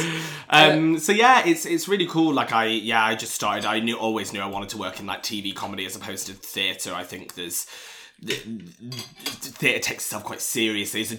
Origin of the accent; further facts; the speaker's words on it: East Midlands, United Kingdom; accent: Nottinghamshire; I used to have like a proper like broad like working class Nottinghamshire accent.